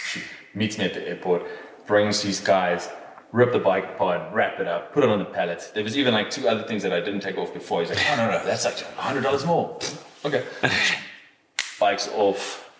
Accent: England, United Kingdom; album that he played for me because I'm English.

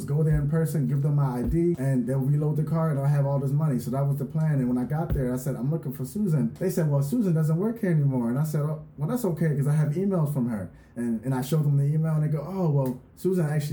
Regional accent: Philadelphia, Pennsylvania, United States; moved away as an adult; now in Orange County, United States; I'm from the East Coast, so I'm from Philadelphia

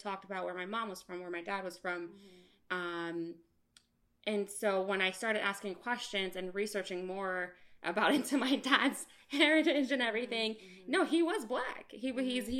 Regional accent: United States; I was born here. I was born in the United States

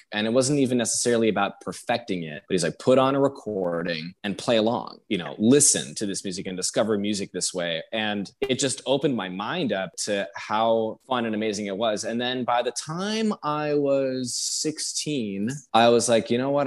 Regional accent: Detroit, Michigan, United States; moved away as an adult; also born or lived in New York City / Houston, Texas; now in Baltimore, United States; I moved to Michigan when I was 11 from New York City. I moved to Detroit, Michigan

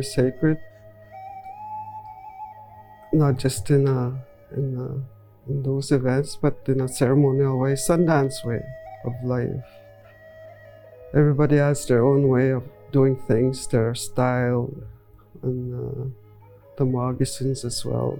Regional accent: Cross Lake, Manitoba, Canada; Pimicikamak Cree Nation

